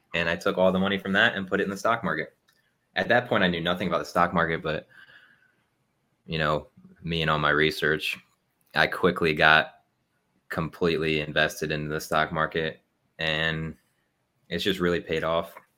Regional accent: Ohio, United States; moved away as an adult; now in Texas, United States; I was originally from Ohio, and then I joined the Army. So now I live in Texas.

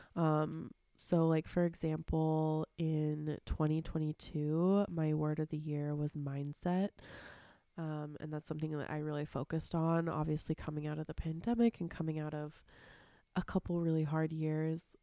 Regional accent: Seattle, Washington, United States; growing up in Seattle and having really dark, rainy winters

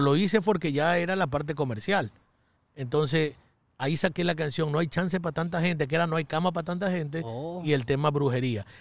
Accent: Ecuador; moved away as an adult; also born or lived in New York, United States; yo llegaba con un flow ecuatoriano

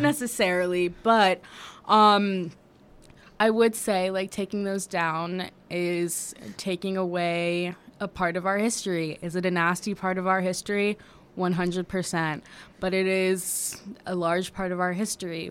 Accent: Washington, District of Columbia, United States; also born or lived in New York; I am originally from New York. I grew up in Washington, D C, though.

